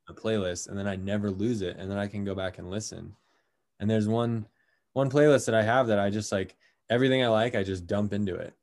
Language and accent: English; Colorado, United States; now in San Diego, United States; I'm originally from Colorado, so I grew up with, with pretty cold temperatures